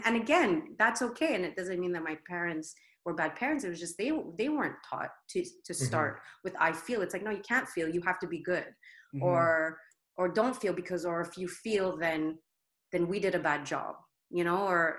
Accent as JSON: {"language": "English", "country": "Philippines", "said": "So you're like, okay, I'm Filipina, but I'm all of this."}